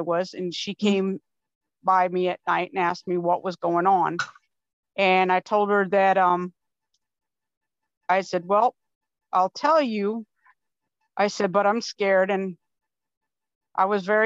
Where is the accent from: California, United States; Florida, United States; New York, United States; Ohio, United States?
Florida, United States; now in Wisconsin, United States; I'm originally from Florida, and my family's from Georgia.